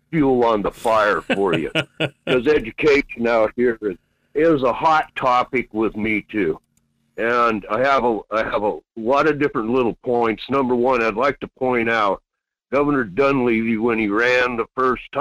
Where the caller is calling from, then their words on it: Quinhagak, Alaska, United States; Yes, good morning … Quinhagak.